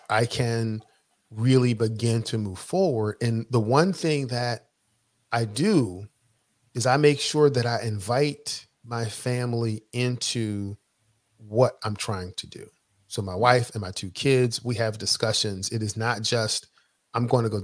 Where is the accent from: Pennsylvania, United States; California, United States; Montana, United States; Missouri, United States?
Pennsylvania, United States; Philadelphia; originally I'm from Philadelphia, grew up, in the inner city of Philadelphia.